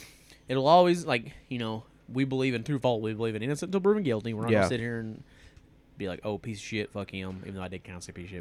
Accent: East Tennessee, United States; We're not French. We're from East Tennessee. We're from the mountains.

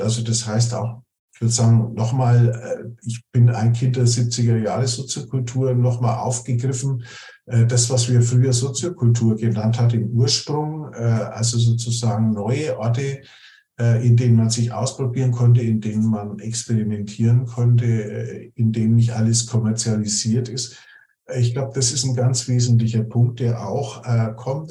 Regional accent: Nuremberg, Bavaria, Germany; ich komme aus Nürnberg

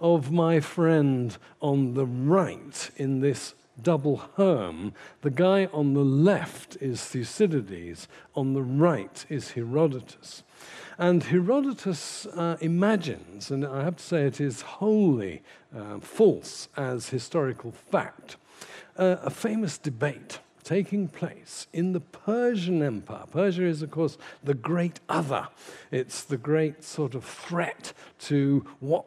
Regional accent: London, United Kingdom; I come from Putney myself

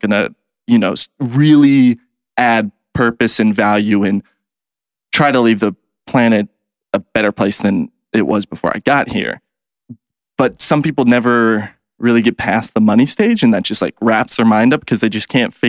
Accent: Kansas City, United States; So I grew up in Kansas City

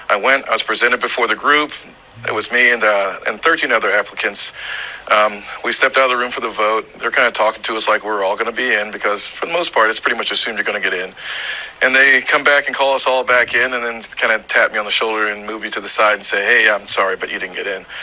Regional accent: Charleston, South Carolina, United States; moved away as an adult; also born or lived in Jacksonville, Florida; I'm from Charleston, but I was still serving in military service

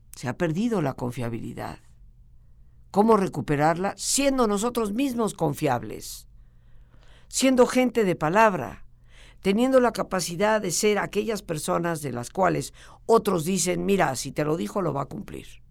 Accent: Mexico; nosotros como mexicanos

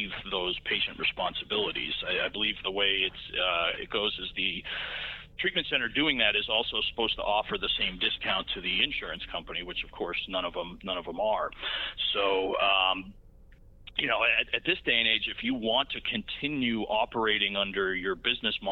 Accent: Massachusetts, United States; moved away as an adult; now in South Florida, United States; I'm originally from Massachusetts, live in South Florida, moved down here about 15 years ago.

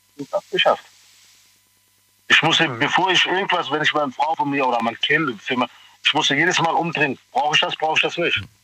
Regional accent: Pakistan; now in Germany; ich komme hier aus Pakistan

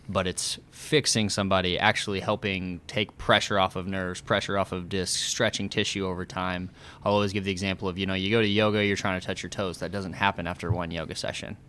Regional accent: Oakland City, Indiana, United States; moved away as an adult; also born or lived in Bloomington, Indiana; now in Indianapolis, United States; I'm from Oakland City

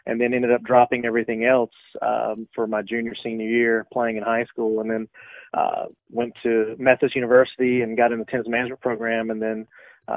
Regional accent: St. Pauls, North Carolina, United States; now in Camden, United States; I'm originally from a small town in southeastern North Carolina called St. Paul's, which is basically halfway between Fayetteville and Lumberton, North Carolina

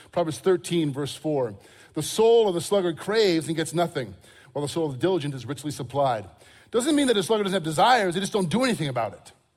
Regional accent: Crystal Lake, Illinois, United States; I grew up in Crystal Lake, Illinois, north of here

